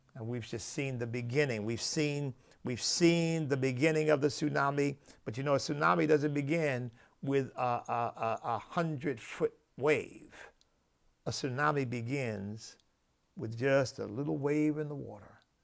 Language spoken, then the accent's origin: English; United States; I am an American